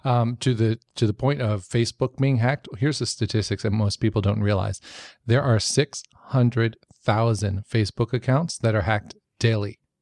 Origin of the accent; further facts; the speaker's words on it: New York, United States; I grew up in New York.